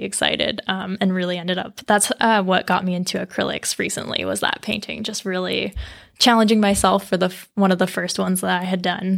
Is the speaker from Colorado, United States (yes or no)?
yes; Colorado, United States; now in Vermont, United States; I'm from Colorado originally, but have lived in Vermont for quite a while.